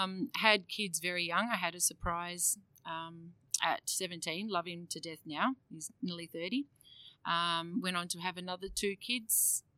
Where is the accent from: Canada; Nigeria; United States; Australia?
Australia; Geraldton, Western Australia; I'm a Yamaji Noongar woman, so we're from the Western Australia, over in Geraldton, Amungu country.